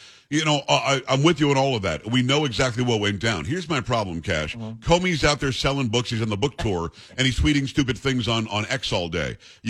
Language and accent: English; Palm Beach County, Florida, United States; I grew up in Palm Beach County on the other side of the tracks. I wasn't on Palm Beach.